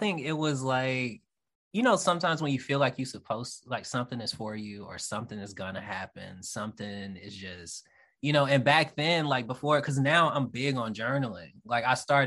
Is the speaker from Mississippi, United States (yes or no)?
yes; Jackson, Mississippi, United States; moved away as an adult; also born or lived in Hattiesburg, Mississippi; now in Georgia, United States; I'm from Jackson, Mississippi, and I went to Hinds Community College in Raymond, Mississippi